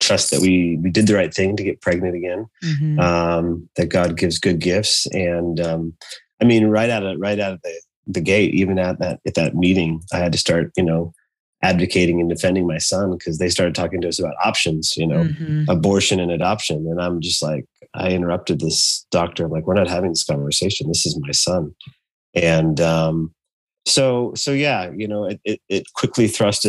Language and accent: English; Idaho, United States; now in Portland, United States; I grew up in Idaho